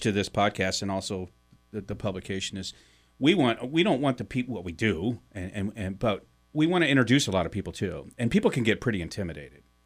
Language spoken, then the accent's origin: English; St. Louis, Missouri, United States; now in Vermont, United States; I grew up in Missouri. I grew up in Saint Louis.